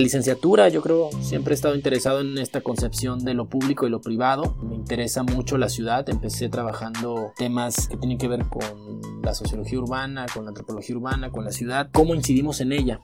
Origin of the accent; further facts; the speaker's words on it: Mexico; now in Mexicali, Mexico; soy mexicano